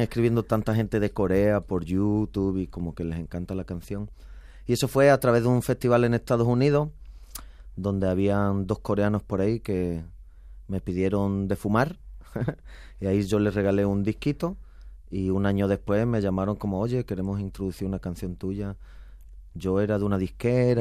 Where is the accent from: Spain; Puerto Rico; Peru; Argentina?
Spain; moved away as an adult; also born or lived in Mexico; en España pues me sentía de repente pues medio boliviano